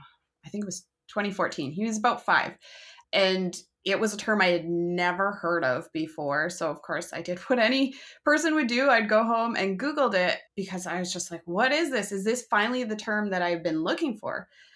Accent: Canada; I'm a Canadian mom of two

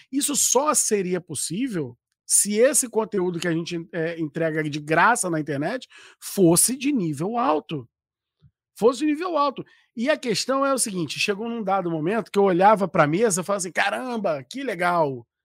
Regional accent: Rio de Janeiro, Brazil; Eu costumo dizer que isso é, é porque eu sou carioca, cara. Eu sou malandro.

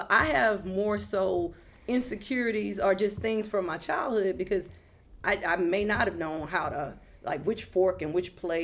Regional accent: Houston, Texas, United States; I'm from Acres Home

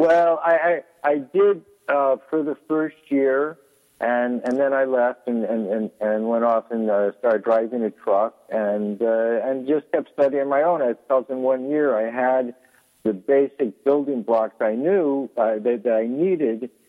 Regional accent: San Francisco Peninsula, California, United States; I grew up on the peninsula of San Francisco

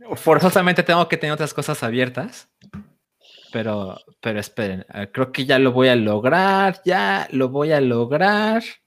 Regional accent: Guadalajara, Jalisco, Mexico; moved away as an adult; now in Mexico City, Mexico; me mudé a Ciudad de México a los 24 años y antes siempre viví en Guadalajara

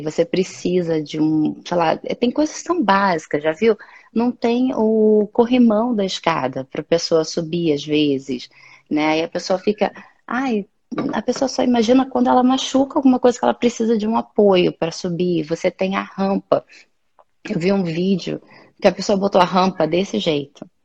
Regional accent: Rio de Janeiro, Brazil; moved away; que eu sou do Rio

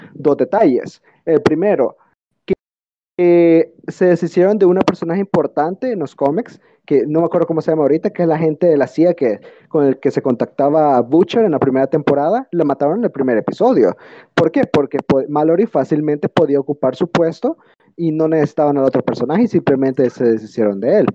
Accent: El Salvador; en El Salvador, en mi país

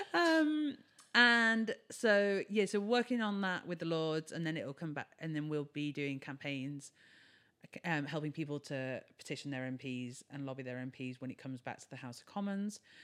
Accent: Brighton, South East England, United Kingdom; we started events in Brighton, which is my hometown

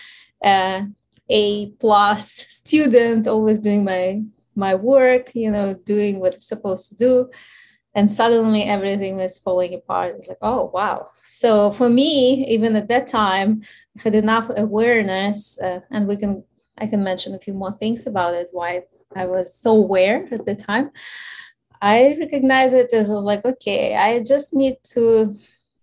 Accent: Ukraine; English is a second language; moved away; So obviously you hear my accent. So I'm originally from Ukraine, and I was born at the time when the Ukraine was still part

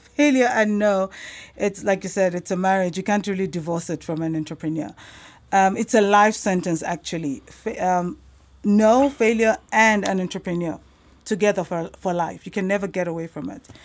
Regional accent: South Africa; also born or lived in Nigeria; I am originally from Nigeria, but um, I've been in South Africa for most of my life

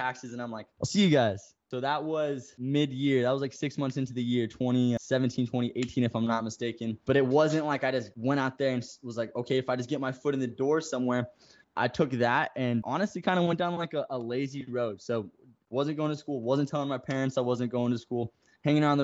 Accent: Phoenix, Arizona, United States; now in Scottsdale, United States; grew up in Phoenix, Arizona. Currently, you know, live in Scottsdale, Arizona, so not too far from where I originally was born

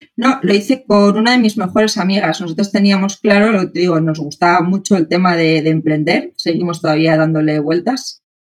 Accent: Spain; moved away as an adult; also born or lived in Santiago, Chile; soy, soy española

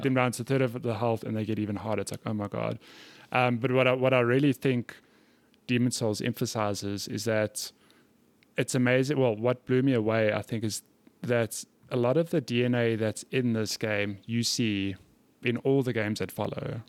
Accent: South Africa; I'm from South Africa.

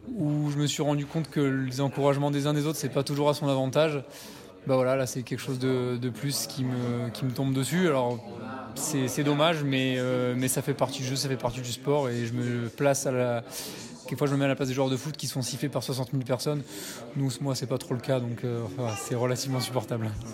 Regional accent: France; now in Valais, Switzerland; je suis français

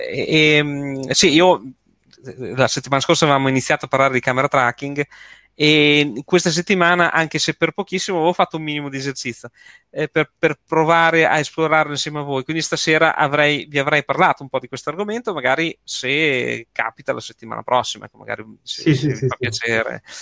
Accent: Marche, Italy; accent: Bolognese; now in Bologna, Italy; no, so, la cosa bella è che non sono bolognese, eh, sono, io sono marchigiano, quindi, però sono sempre vissuto qui insomma, qui a Bologna.

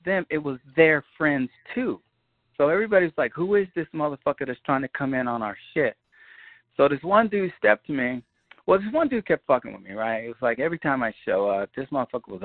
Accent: New York City, New York, United States; also born or lived in Bondi Beach, Australia; growing up in Queens

